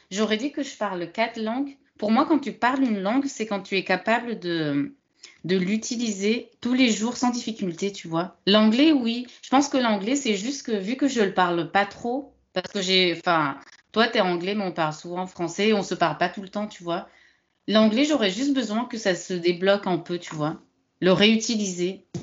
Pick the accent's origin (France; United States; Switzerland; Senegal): France; je considère en tout cas en tant que française que tu parles le français.